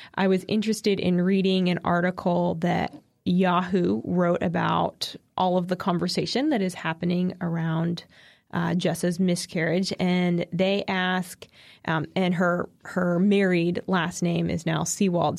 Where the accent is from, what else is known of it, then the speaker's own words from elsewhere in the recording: East Coast, United States; I'm biased as an East Coaster